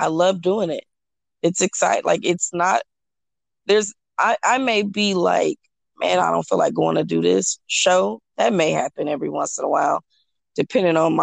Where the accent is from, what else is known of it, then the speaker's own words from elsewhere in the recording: Omaha, Nebraska, United States; now in Houston, United States; I'm originally from Omaha. And so that's where my whole family is. I live here in Houston.